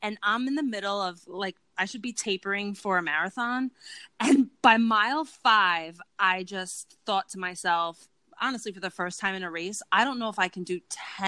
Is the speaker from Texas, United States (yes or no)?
no; New York City, New York, United States; also born or lived in Bronx, New York City / Harlem, New York City; I grew up in Queens in New York City